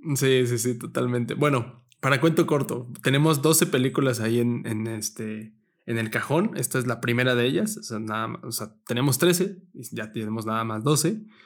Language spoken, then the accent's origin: Spanish; Mexico; somos de México